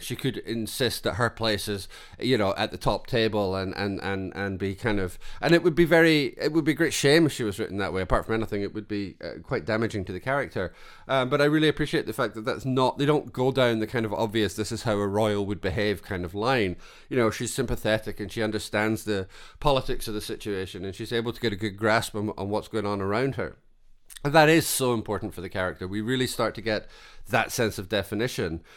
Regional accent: Scotland, United Kingdom; as a Scotsman

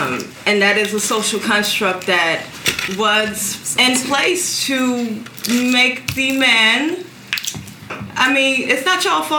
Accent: Valletta, Malta; Like I said, I'm from Valletta.

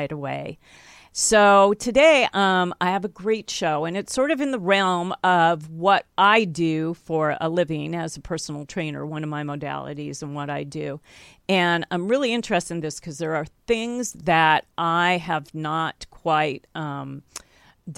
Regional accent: California, United States; I'm a California girl, too. I grew up here by the beach

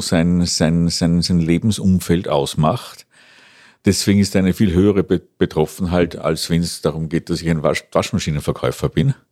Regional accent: Schärding-Passau border area, Bavaria, Germany; moved away as an adult; also born or lived in Bologna, Italy; now in Vienna, Austria; komme aus der bayerischen Gegend, Grenze Scherding-Passau, bin dann vor mehr als 30 Jahren nach Wien gekommen zum Mu Musikstudium

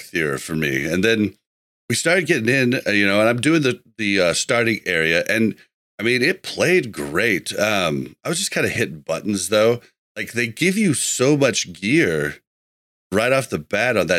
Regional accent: Midwest, United States; I'm from the Midwest

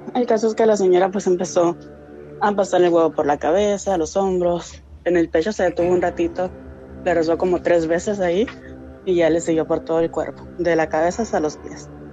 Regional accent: San Felipe, Baja California, Mexico; De San Felipe, Baja California

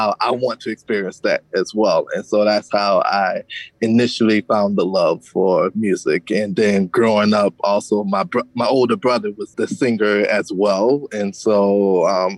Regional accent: Savannah, Georgia, United States; also born or lived in Clio, Georgia; I grew up in, it's like a combination of Savannah, Georgia, and a small town called Clio, Georgia

